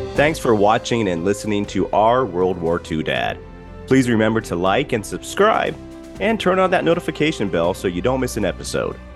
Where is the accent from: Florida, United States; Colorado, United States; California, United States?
Colorado, United States; we grew up in Colorado, but Dad was from Pittsburgh.